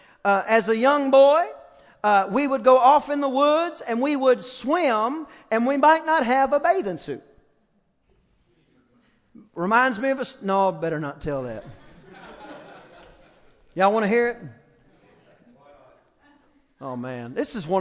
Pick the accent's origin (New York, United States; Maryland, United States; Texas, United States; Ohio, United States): Texas, United States; East; I'm from East Texas